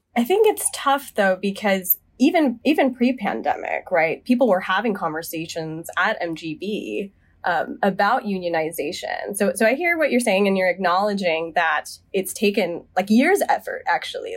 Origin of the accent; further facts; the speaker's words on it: Charlotte, North Carolina, United States; moved away as an adult; now in Boston, United States; I was born and raised in the South. I'm from Charlotte, North Carolina